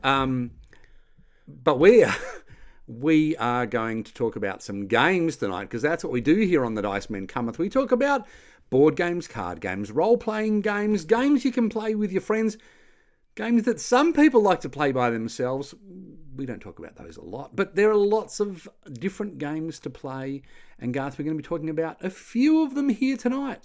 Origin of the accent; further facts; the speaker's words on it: Australia; I'm Australian